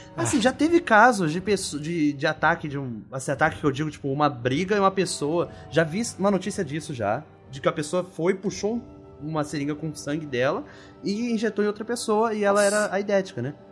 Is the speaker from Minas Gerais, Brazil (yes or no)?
no; Rio de Janeiro, Brazil; na minha infância, lá em Bangu, no oeste do Rio de Janeiro